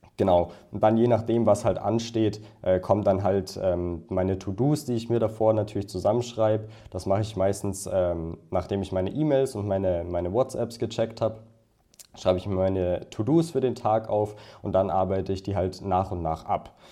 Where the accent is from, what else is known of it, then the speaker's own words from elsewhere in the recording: Bad Tölz, Bavaria, Germany; ich komme aus der Nähe von München. Das ist ungefähr also aus Bad Hölz.